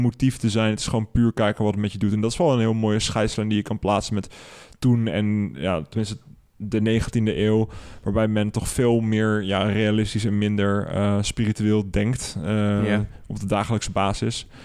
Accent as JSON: {"language": "Dutch", "town": "Houten", "region": "Utrecht", "country": "Netherlands", "tie": "born or raised there", "said": "ben wel opgegroeid in een soort van suburbia. En daar ben ik mhm. naar de middelbare school gegaan, dus in Houten"}